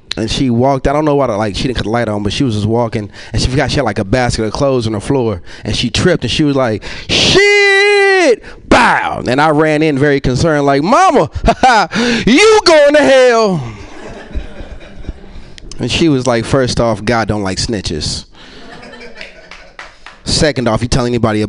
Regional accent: Yanceyville, North Carolina, United States; I'm from a like, small town called Yanceyville

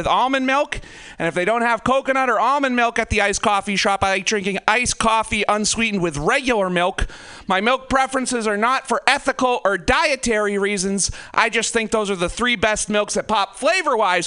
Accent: Portland, Maine, United States; I am from Portland, Maine

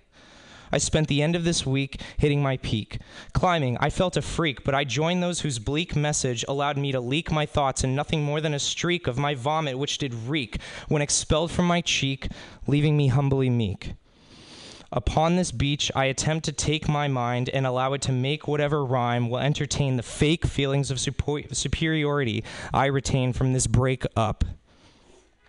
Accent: Spring Hill, Florida, United States; I'm from Spring Hill, Florida

